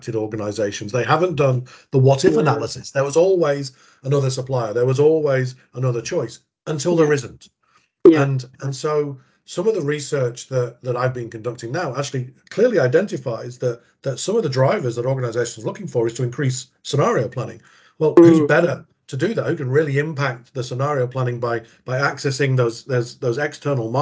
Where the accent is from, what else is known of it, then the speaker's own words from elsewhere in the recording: England, United Kingdom; moved away as an adult; also born or lived in United States; now in Australia; growing up in England and starting my procurement career in England